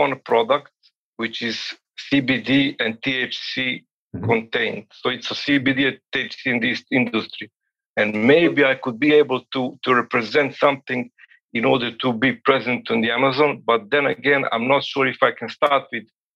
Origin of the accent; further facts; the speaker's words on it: Serbia; I'm calling at this very moment, it's almost midnight in my place, and I'm from Serbia